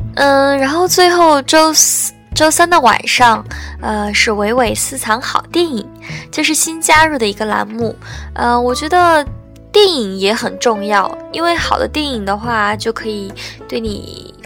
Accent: Qingdao, Shandong, China; 我是青岛人

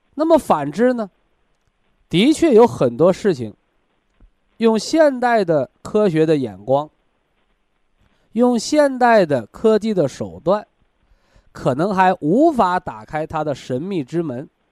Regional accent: China; 我们中国人，啊，我们炎黄子孙的灵魂当中

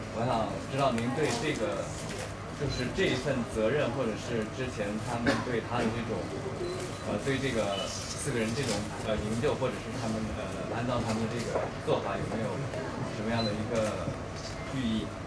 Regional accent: Taiwan; 我自己出生在矿区

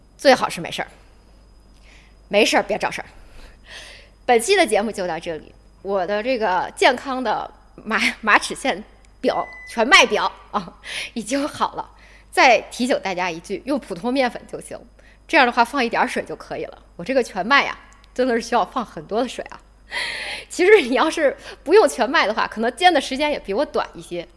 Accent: Beijing, China; accent: Beijing dialect; 我们北京话

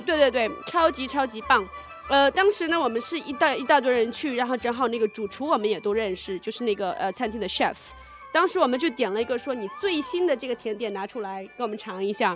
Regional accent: southern China, China; 因为我是南方人

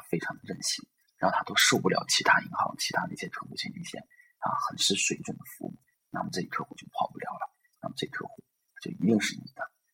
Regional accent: northern China, China; 作为一个北方人来说呢，我们做生意 是后天的

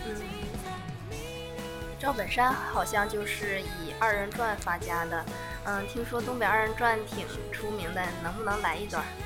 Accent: Tangshan, Hebei, China; 我来自河北唐山

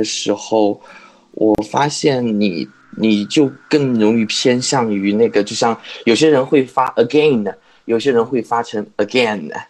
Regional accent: Chongqing, China; 我是重庆人啊，我资料上写了的。

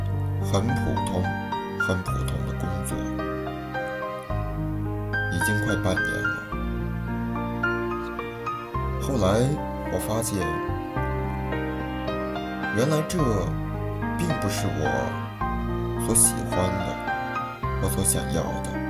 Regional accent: Shanxi, China; moved away as an adult; also born or lived in Beijing; 我的老家在山西，距离北京四百八十点七公里。

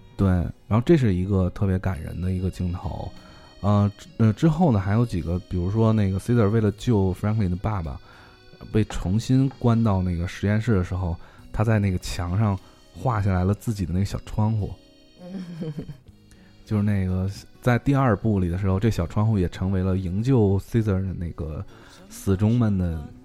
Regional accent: China; 我们中国人民

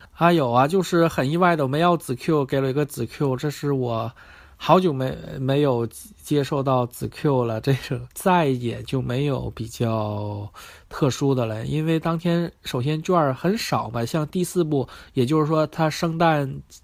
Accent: China; 我是一个中国人

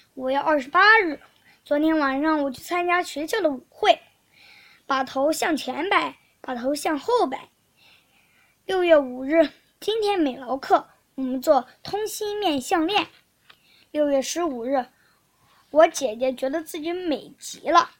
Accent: Shandong, China; 我是来自山东的

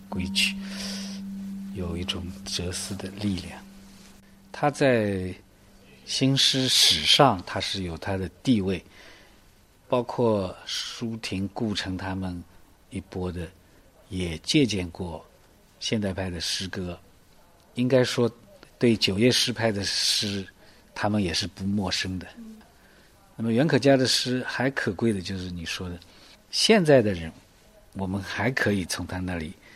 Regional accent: Cixi, Zhejiang, China; 我们家乡有这样一位文化大家

